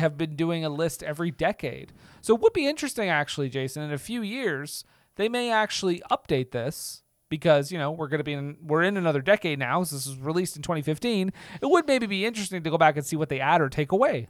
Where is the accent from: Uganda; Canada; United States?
Canada; Montreal, Quebec; I'm from Quebec. I'm from Montreal.